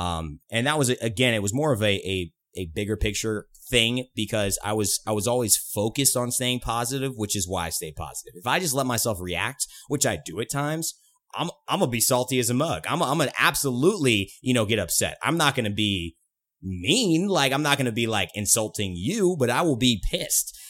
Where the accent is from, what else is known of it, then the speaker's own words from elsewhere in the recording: California, United States; been around the West Coast my whole life. I'm from California